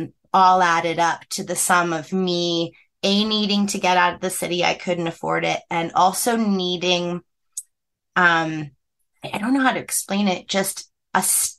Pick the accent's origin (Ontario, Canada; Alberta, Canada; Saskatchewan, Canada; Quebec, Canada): Alberta, Canada; Calgary; moved away as an adult; also born or lived in Cranbrook, British Columbia / New York / Toronto; So I'm from Cranbrook and then went to Calgary after when I was 10. So really, I did kind of grow up in Calgary. But I'm from, so where I'm living right now is smack dab in the middle between Cranbrook and Calgary